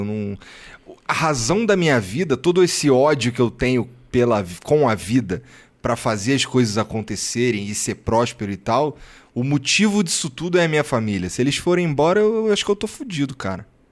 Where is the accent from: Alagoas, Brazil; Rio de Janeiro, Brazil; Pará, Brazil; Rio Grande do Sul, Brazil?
Rio de Janeiro, Brazil; eu sou carioca